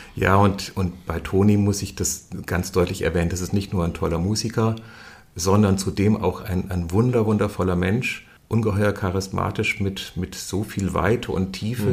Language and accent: German; Fulda, Hesse, Germany; ich bin in, in, in, den 60er Jahren in Fulda geboren